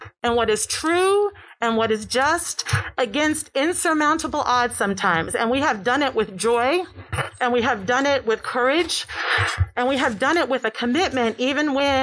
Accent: New York City, New York, United States; I'm from New York. I'm from Brooklyn, even better

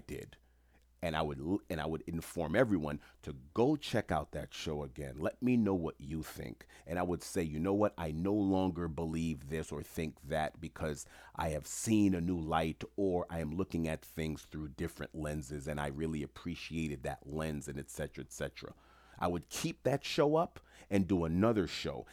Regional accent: New York City, New York, United States; I grew up in Jamaica, Queens, New York

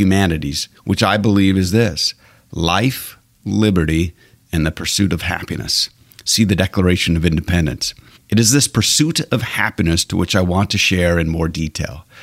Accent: Alberta, Canada; now in United States; I was born and raised in Alberta, Canada

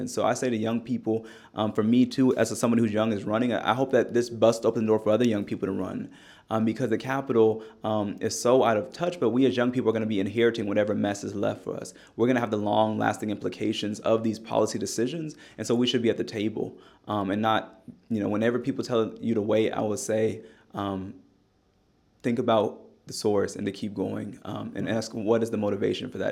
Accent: Bay Area, California, United States; also born or lived in Tennessee; now in Nashville, United States; growing up in the Bay Area as well

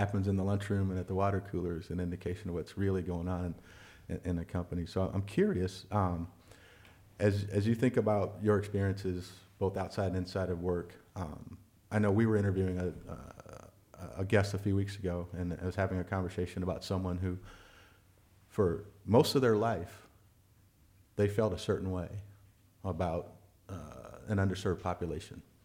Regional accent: Iowa, United States; we're all from Iowa

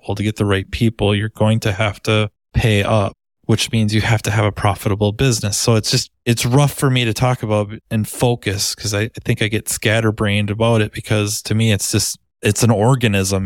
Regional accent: Minnesota, United States; accent: Minnesota; Minnesota, usually the accent gives it away or they, people think I'm from Canada

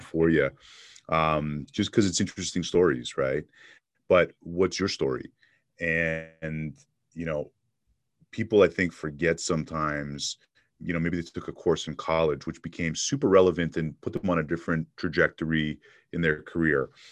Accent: Montreal, Quebec, Canada; moved away as an adult; also born or lived in Toronto / Miami; now in Phoenix, United States; I was born and raised in Montreal.

